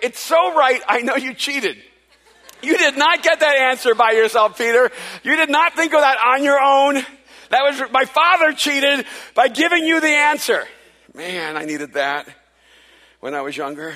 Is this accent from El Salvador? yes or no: yes; El Salvador; now in United States; I wasn't born in this country. I'm from El Salvador, and so I'm an immigrant